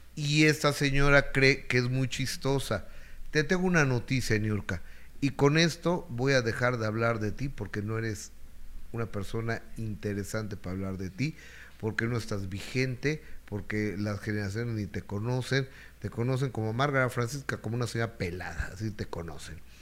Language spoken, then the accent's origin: Spanish; Mexico; también los mexicanos pagamos